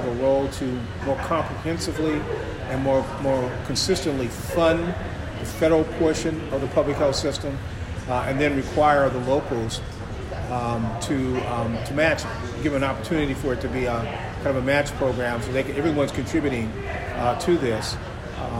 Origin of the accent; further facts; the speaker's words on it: Chicago, Illinois, United States; I grew up in Chicago